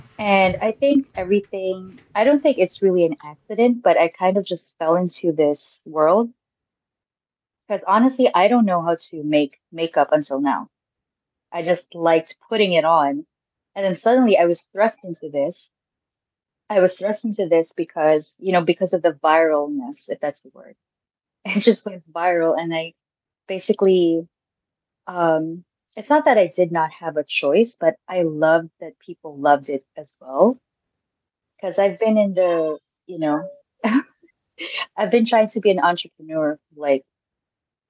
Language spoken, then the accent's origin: English; Philippines; now in United States; growing up in the Philippines.